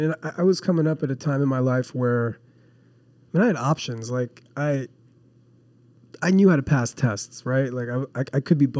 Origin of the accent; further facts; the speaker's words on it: New Jersey, United States; I grew up in New Jersey.